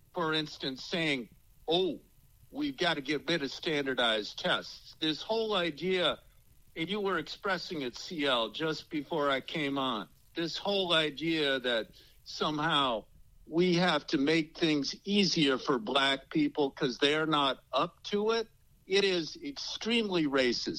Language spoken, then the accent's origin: English; Chicago, Illinois, United States; where I grew up on the South Side